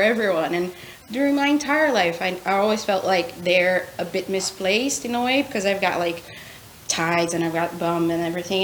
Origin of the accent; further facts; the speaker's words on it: Brazil; moved away as an adult; now in United Kingdom; I'm also from Brazil